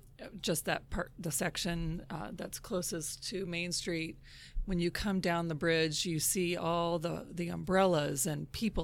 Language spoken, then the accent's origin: English; Ohio, United States; also born or lived in Buffalo, New York / Indiana; now in Illinois, United States; Grew up in Ohio and Indiana, and I met my husband in Illinois.